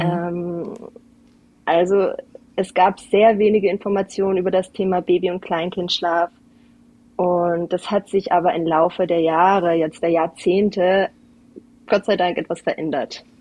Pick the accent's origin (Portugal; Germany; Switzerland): Portugal; Algarve; now in Kufstein, Austria; Ich bin nämlich Deutsche, aber ich bin in Portugal an der Algarve aufgewachsen